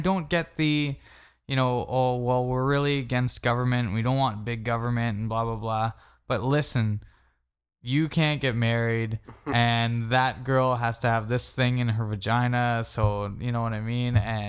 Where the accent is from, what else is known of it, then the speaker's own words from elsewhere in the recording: Canada; I mean, we're Canadian, so whatever.